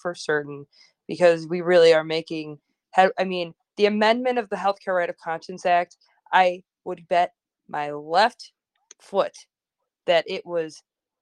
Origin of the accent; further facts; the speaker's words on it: Chicago, Illinois, United States; I'm from Chicago. I live in Chicago